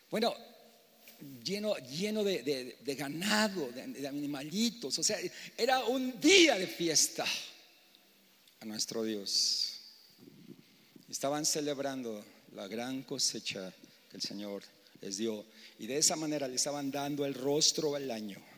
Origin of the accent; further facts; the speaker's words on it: Mexico City, Mexico; moved away; porque pues yo vengo de la Ciudad de México, al principio vienes, imagínate yo venía en los años 85, 80, era un pueblote, ¿no?